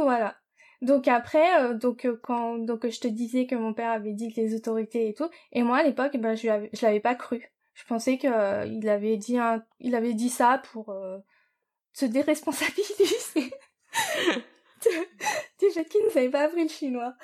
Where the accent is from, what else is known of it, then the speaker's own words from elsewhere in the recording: France; moved away as an adult; also born or lived in New York / Japan; je suis française. Euh, enfin, l'école où j'étais, c'était en France